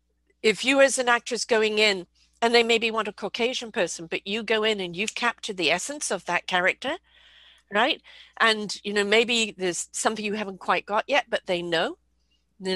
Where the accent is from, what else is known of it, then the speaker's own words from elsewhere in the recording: United Kingdom; moved away as an adult; I'm born British.